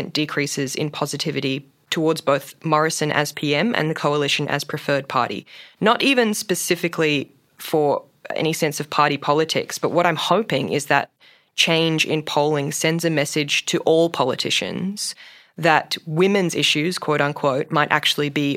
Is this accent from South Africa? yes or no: no; Queensland, Australia; my home state of Queensland